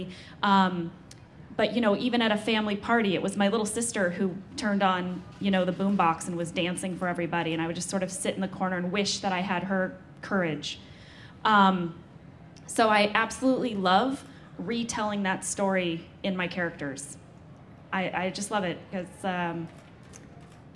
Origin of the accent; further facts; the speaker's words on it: St. Louis, Missouri, United States; moved away; growing up in St. Louis, Missouri